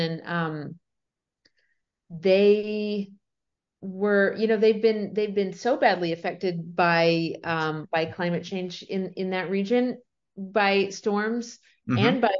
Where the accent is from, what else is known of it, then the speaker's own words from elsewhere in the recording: Sarasota, Florida, United States; I was born in Sarasota, Florida, and spent the first few years of my life near there in South Florida.